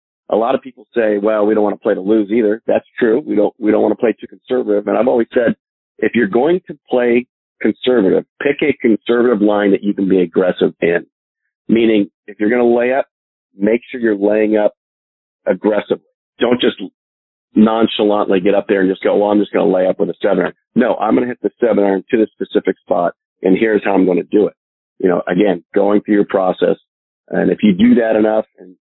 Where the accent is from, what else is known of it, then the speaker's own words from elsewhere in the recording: Northern California, United States; I was from Northern California